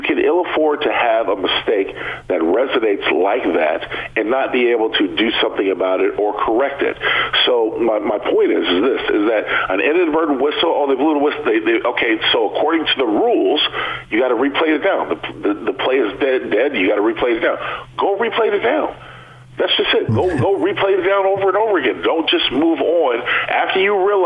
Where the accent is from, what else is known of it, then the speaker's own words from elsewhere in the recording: San Diego, California, United States; growing up in San Diego